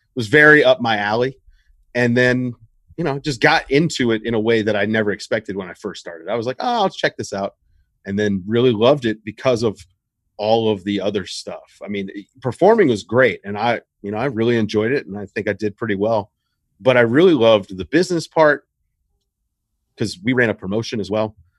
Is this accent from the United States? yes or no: yes; Richmond, Virginia, United States; I'm from Richmond, Virginia.